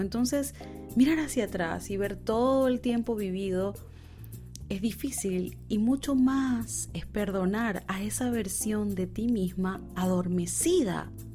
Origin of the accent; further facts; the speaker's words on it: Panama; moved away as an adult; also born or lived in Buenos Aires, Argentina; Panamá, mi país natal